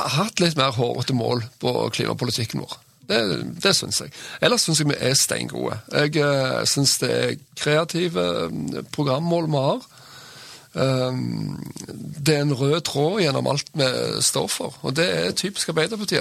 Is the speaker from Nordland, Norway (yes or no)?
no; Sandnes, Rogaland, Norway; also born or lived in Bergen; now in Stavanger, Norway; Jeg vokste opp på Gandalen i Sandnes